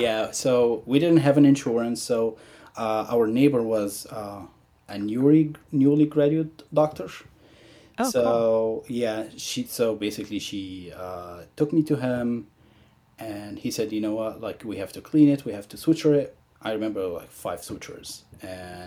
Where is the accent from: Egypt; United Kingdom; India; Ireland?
Egypt; moved away as an adult; now in United States; growing up in Egypt